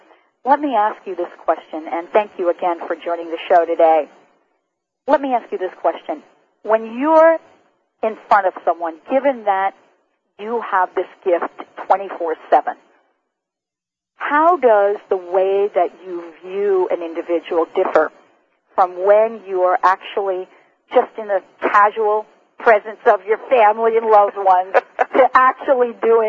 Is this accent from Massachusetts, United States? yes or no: no; Seattle, Washington, United States; since I am from Seattle, I cannot believe the level of stress not being connected.